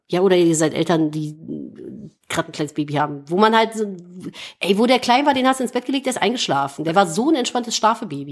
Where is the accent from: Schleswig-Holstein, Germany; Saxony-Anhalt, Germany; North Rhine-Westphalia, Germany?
North Rhine-Westphalia, Germany; Cologne; Ich bin geborene Kölnerin. Ich habe 30 Jahre in Köln gewohnt